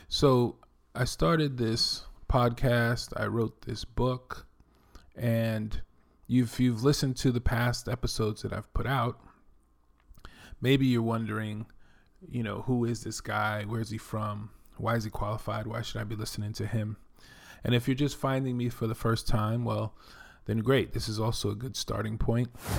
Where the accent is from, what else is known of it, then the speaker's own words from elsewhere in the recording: New York City, New York, United States; accent: New York; moved away as an adult; also born or lived in Dominican Republic; now in Texas, United States; I'm originally from the Bronx, New York. You can probably tell that I'm from New York from my accent